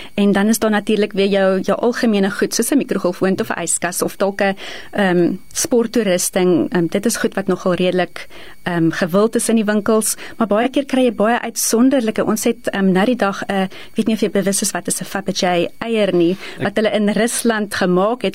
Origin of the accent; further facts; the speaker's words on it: East Rand, Gauteng, South Africa; ek is gebore in die Oosrand, altyd in die Oosrand gebly en daar grootgeword